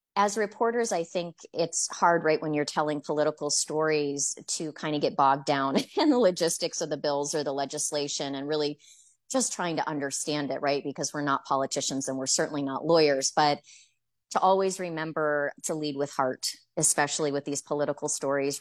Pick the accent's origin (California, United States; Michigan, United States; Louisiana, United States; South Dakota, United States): Michigan, United States; now in Florida, United States; I'm from Michigan